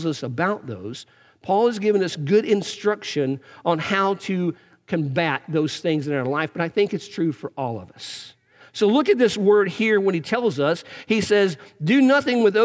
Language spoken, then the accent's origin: English; Eastern Kentucky, United States; I grew up in Eastern Kentucky